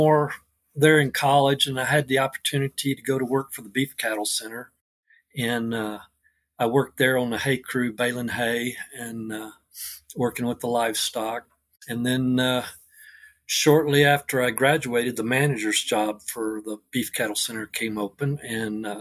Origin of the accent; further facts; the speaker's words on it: near Fort Worth, Texas, United States; now in Rush, Colorado, United States; I'm originally grew up in Texas near Fort Worth, small community outside of Fort Worth